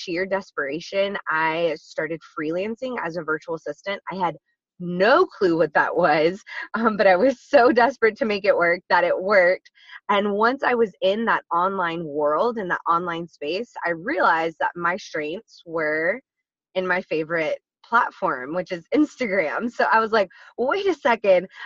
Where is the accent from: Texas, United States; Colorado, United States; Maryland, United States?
Texas, United States; now in San Diego, United States; I am originally from Texas. I am a proud Texas native.